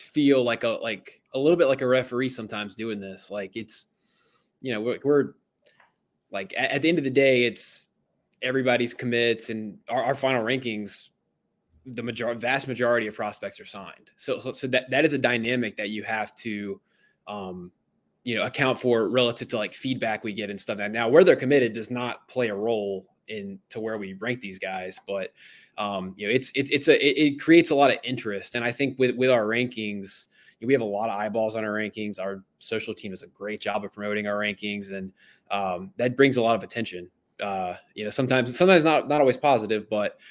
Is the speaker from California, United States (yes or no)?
no; Myrtle Beach, South Carolina, United States; So I'm originally from Myrtle Beach, South Carolina. You know, grew up in South Carolina